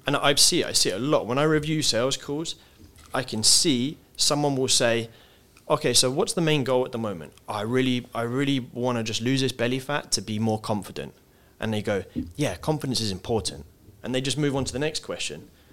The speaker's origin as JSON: {"language": "English", "region": "England", "country": "United Kingdom", "said": "as English people"}